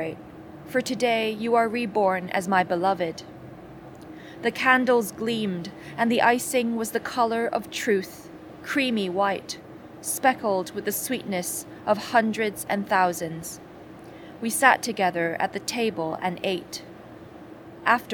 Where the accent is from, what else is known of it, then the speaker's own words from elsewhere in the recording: Hong Kong; I'm a poet from Hong Kong